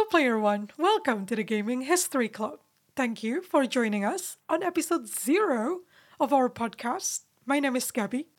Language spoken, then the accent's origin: English; Indonesia; now in England, United Kingdom; I'm from Indonesia.